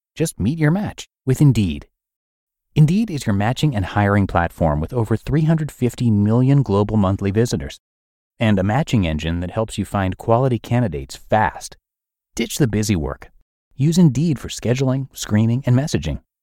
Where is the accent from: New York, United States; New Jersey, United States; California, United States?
New Jersey, United States; New Brunswick; my hometown of New Brunswick, New Jersey